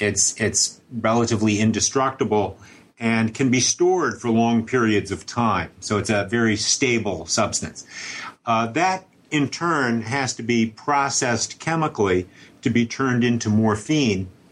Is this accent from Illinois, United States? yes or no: no; New York City, New York, United States; I more or less uh, grew up in Manhattan